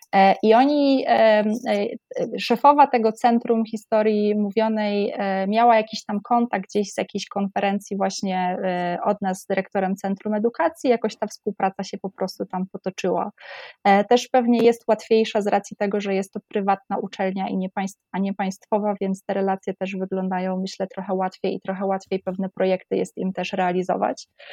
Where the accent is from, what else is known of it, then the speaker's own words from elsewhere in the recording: Oświęcim, Lesser Poland, Poland; moved away as an adult; Ja jestem ze Święcimia